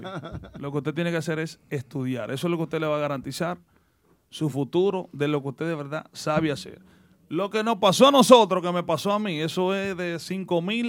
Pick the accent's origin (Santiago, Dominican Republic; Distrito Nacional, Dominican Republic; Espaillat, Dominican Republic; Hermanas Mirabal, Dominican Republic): Hermanas Mirabal, Dominican Republic; Salcedo; now in United States; mi pueblo Salcedo